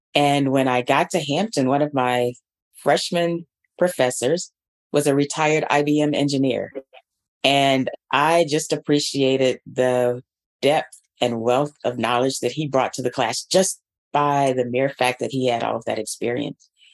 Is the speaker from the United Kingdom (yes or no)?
no; Atlanta, Georgia, United States; moved away as an adult; Atlanta Public Schools, which is the district where I grew up and received my public education.